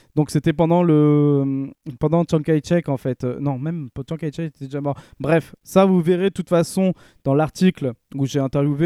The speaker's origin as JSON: {"language": "French", "country": "France", "said": "en tant que Français"}